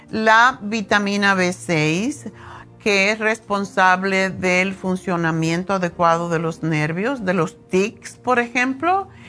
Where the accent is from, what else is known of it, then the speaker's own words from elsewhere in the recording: Cuba; moved away; Y estaban en eso cuando yo me fui de Cuba hace 100 años.